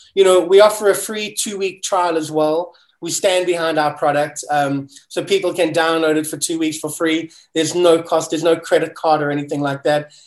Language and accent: English; South Africa; moved away as an adult; now in United States; I'm a kid from South Africa, and it was always my dream to move to America